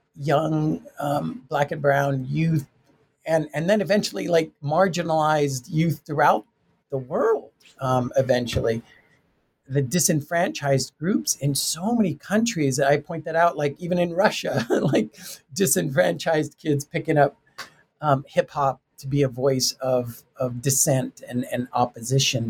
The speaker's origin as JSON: {"language": "English", "town": "Tucson", "region": "Arizona", "country": "United States", "said": "I'm from Tucson, Arizona, Mexican American um, family"}